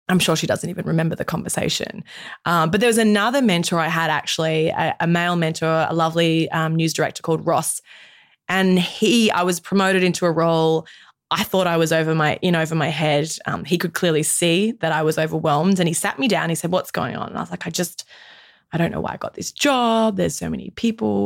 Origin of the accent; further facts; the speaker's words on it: Australia; as an Australian woman, in my mid 30s